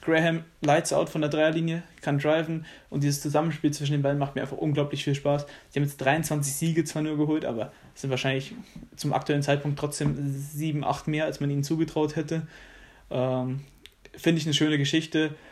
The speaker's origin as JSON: {"language": "German", "country": "Germany", "said": "wir sind alle Deutsche."}